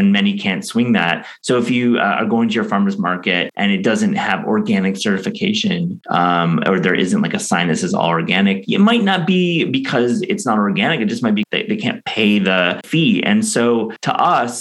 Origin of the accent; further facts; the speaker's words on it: West Michigan, United States; I grew up in West Michigan